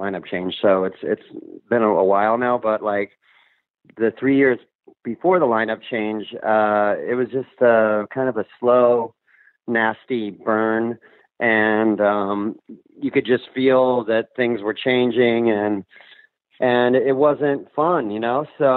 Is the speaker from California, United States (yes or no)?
yes; Orange County, California, United States; moved away as an adult; also born or lived in Hollywood; now in Los Angeles, United States; I grew up in Orange County, so I was like an hour from Hollywood